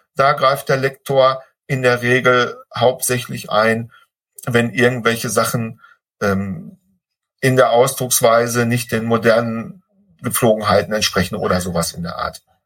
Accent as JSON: {"language": "German", "area": "Ruhr area", "region": "North Rhine-Westphalia", "country": "Germany", "said": "ich bin aus dem Ruhrpott, ich darf Klopper sagen"}